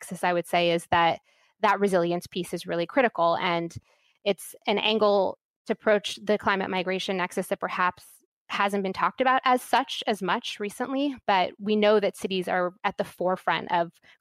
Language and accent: English; California, United States; my home state of California